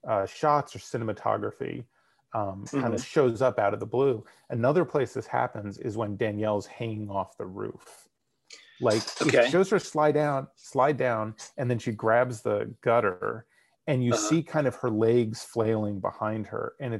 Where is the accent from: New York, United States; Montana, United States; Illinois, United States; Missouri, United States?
New York, United States; Bronx; accent: Bronx; This is my Bronx accent. I have a very strong Bronx accent.